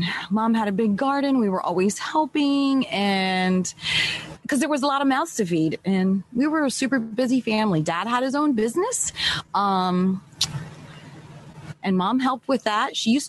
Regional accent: Lancaster County, Pennsylvania, United States; I was born and raised in Lancaster County, Pennsylvania, and I have four brothers and a sister, so that makes six of us

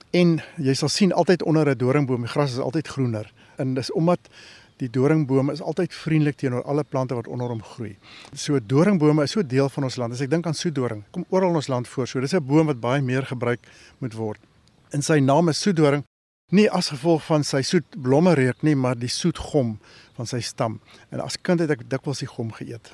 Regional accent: Northern Cape, South Africa; ons groot geword het in die Noord-Kaap

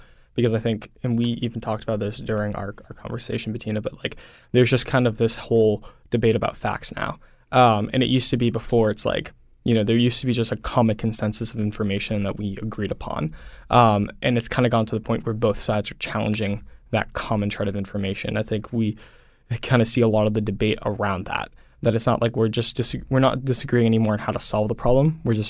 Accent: Swampscott, Massachusetts, United States; So I grew up in Swampscott, Massachusetts, which is a little bit north of Boston.

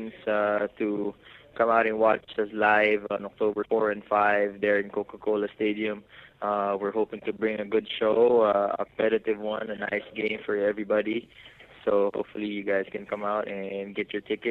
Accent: Philippines; for us here as Filipino basketball athletes

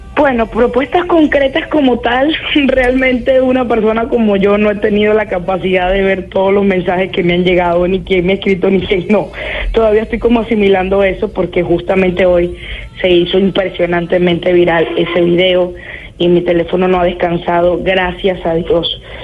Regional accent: Venezuela; moved away as an adult; now in Lima, Peru; mi país ahorita no le ofrece nada a nadie y de igual forma me tocó irme

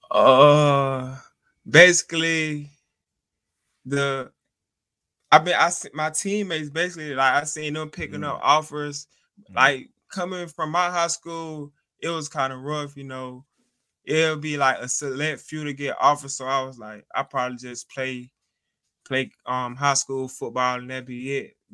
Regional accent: Montgomery, Alabama, United States; in Alabama. Yes, sir.

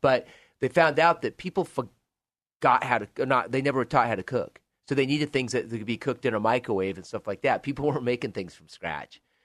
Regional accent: Joseph, Oregon, United States; moved away as an adult; I grew up in Joseph, Oregon, so in northeast part of Oregon, Waukesha County

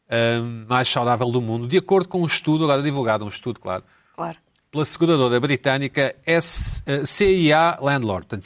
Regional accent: Lisbon, Portugal; sou lisboeta

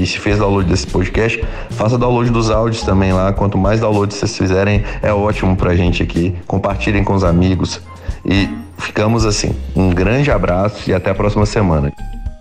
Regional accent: Ouro Preto, Minas Gerais, Brazil; Eu sou de Ouro Preto

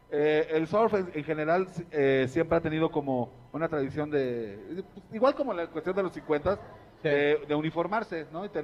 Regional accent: Mexico; algo que nos da identidad como mexicanos

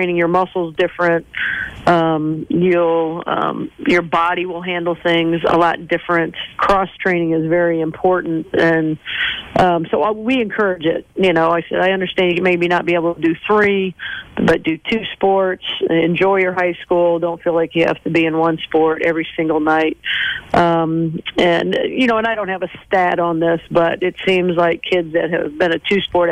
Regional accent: Mishawaka, Indiana, United States; when I grew up in Mishawaka

